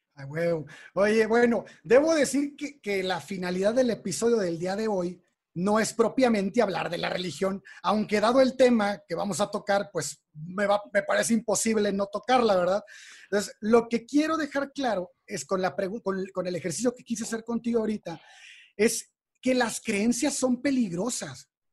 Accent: Mexico; somos mexicanos

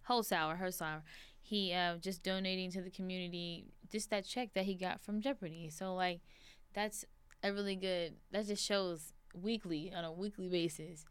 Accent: Las Vegas, Nevada, United States; I'm born and raised in Las Vegas.

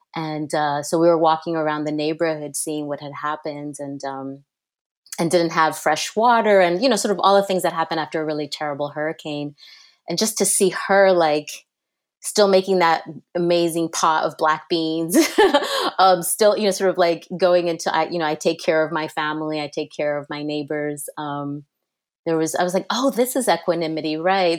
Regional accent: New Jersey, United States; I grew up right outside New York City in Jersey.

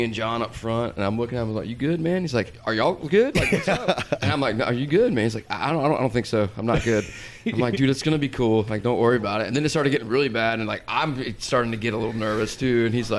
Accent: Georgia, United States; We're from Georgia.

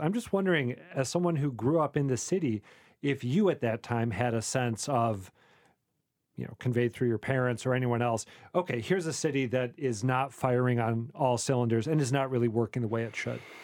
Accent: Saint Paul, Minnesota, United States; moved away; I grew up in Saint Paul, Minnesota

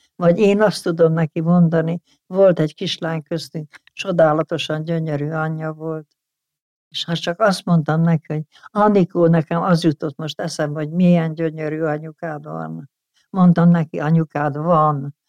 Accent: Debrecen, Hajdú-Bihar, Hungary; az Alföld közepén születtem Debrecenben

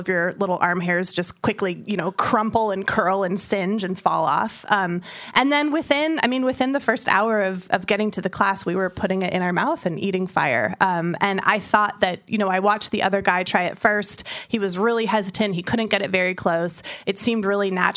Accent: San Francisco, California, United States; I'm from San Francisco, and in the Bay Area

